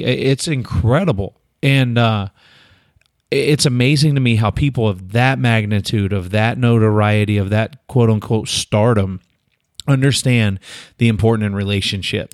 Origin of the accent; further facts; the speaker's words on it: United States; As an American